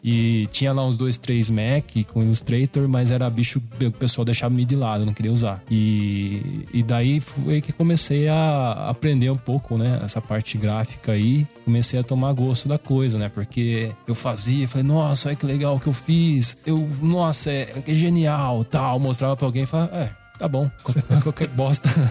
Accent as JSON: {"language": "Portuguese", "town": "Tapira", "country": "Brazil", "said": "eu também sou de Tapira"}